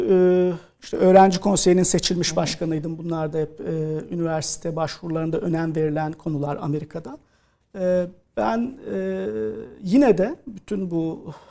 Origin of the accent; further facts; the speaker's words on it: İzmit, Kocaeli, Turkey; aslında ee, Anadolu Lisesi'ne e, İzmit'te doğup büyüdüğüm yerde Kocaeli Anadolu Lisesi'ne kazanabilirsem e, devam etmeyi planlıyordum.